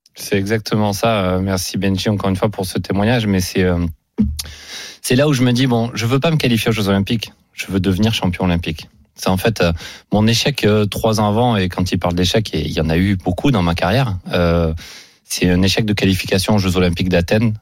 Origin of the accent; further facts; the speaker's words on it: Aubagne, Provence-Alpes-Côte d'Azur, France; c'est ma ville natale